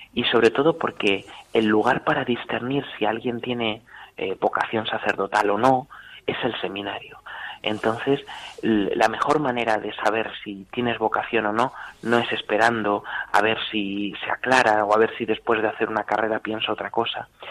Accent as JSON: {"language": "Spanish", "town": "Talavera de la Reina", "region": "Castilla-La Mancha", "country": "Spain", "said": "soy de Talavera de la Reina, de la parroquia de Santa María la Mayor"}